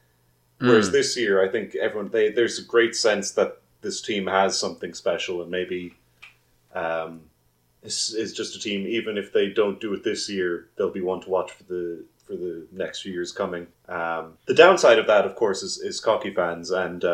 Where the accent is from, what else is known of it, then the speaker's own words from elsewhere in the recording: Clare, Munster, Ireland; I had a Clare Reg. I was from Clare